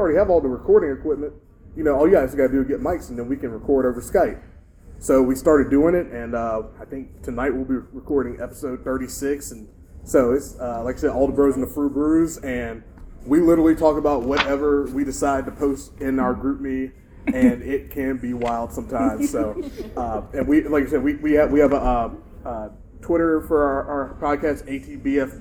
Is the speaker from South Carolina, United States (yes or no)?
no; Charlotte, North Carolina, United States; I'm originally from Charlotte